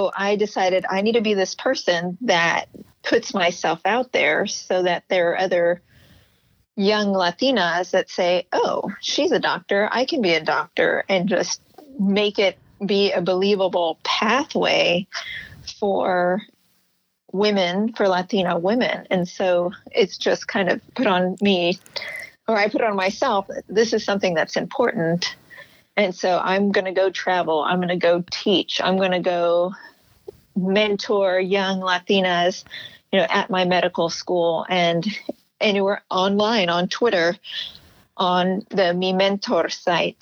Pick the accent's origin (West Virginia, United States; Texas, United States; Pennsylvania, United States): Texas, United States; South; now in Houston, United States; I am originally from South Texas in the border region with bordering of Mexico, and in an area that's majority Hispanic